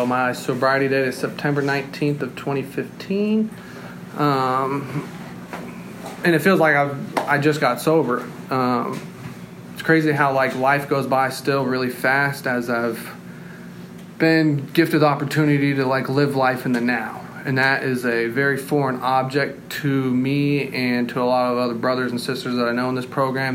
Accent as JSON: {"language": "English", "region": "North Carolina", "country": "United States", "tie": "born or raised there", "also_born_or_lived": "Austin, Texas / Seattle", "moved": "as an adult", "said": "When I was 6 years old, me and my mom and my dad and my little brother, we all moved to North Carolina"}